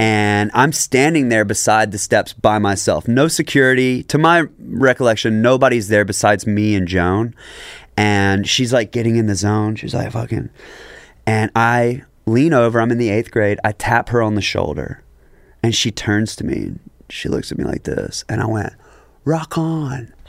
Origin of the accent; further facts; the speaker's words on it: Jackson, Mississippi, United States; public school in Jackson, Mississippi, right? So we are from a history.